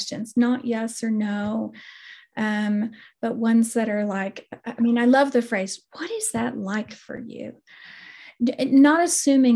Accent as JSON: {"language": "English", "region": "West Texas", "country": "United States", "said": "I come from West Texas originally, and West Texans, it's terrible, violent language, but we use the word like kill shot."}